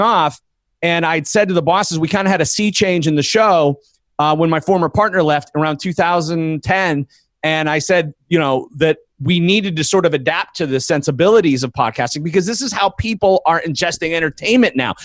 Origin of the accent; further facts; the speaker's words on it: Erie, Pennsylvania, United States; I went back to Erie, Pennsylvania, my hometown